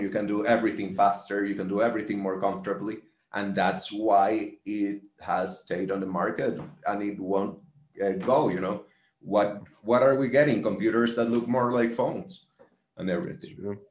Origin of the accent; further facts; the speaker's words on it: Valencia, Carabobo, Venezuela; i am from Valencia as well